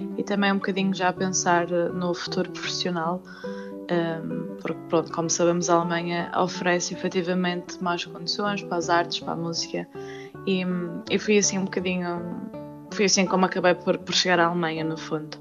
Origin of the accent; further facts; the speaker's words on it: Madeira, Portugal; moved away as an adult; also born or lived in Spain; now in Gera, Germany; madeirenses como nós